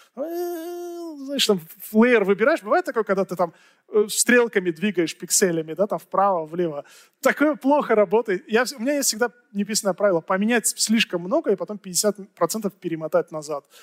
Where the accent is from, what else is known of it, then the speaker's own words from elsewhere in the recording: Tajikistan; в Таджикистане, у меня на родине